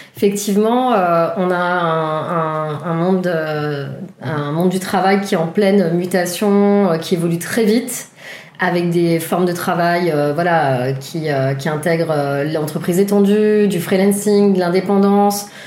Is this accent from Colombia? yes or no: no; Paris, Île-de-France, France; also born or lived in Toulouse / Romainville; je vis à Romainville et euh, j'ai grandi à Paris